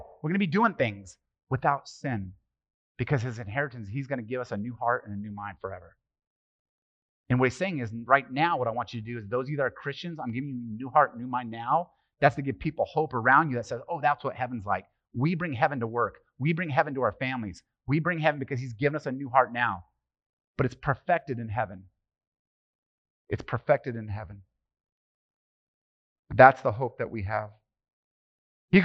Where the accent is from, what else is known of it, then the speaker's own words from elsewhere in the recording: Italy; born there; Well, it's just my family. I was born in Italy and all Italians.